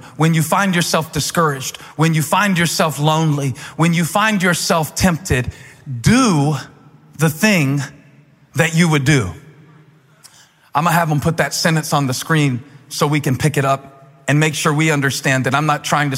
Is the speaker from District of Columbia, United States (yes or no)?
no; Moncks Corner, South Carolina, United States; moved away; I grew up in South Carolina